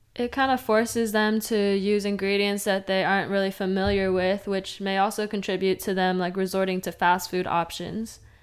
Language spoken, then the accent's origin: English; Fresno, California, United States; moved away as an adult; now in Long Beach, United States; I grew up in Fresno and North Fresno, to be specific